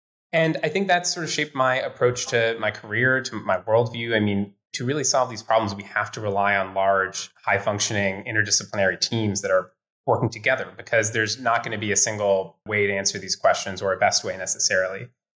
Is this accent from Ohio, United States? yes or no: yes; Ohio, United States; also born or lived in Iowa / Pennsylvania; I grew up in the Midwest. I grew up in small communities in Ohio and Iowa, and then in Western Pennsylvania, and my world had been pretty small.